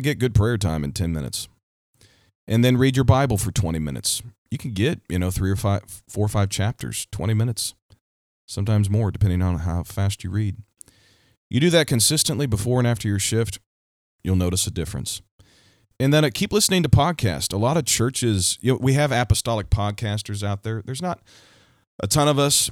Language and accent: English; Missouri, United States; my home state, Missouri.